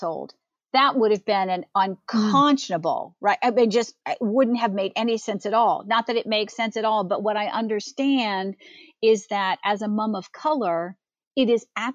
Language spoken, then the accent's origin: English; Arlington, Virginia, United States; I grew up in the Washington, D.C. area in Arlington, Virginia.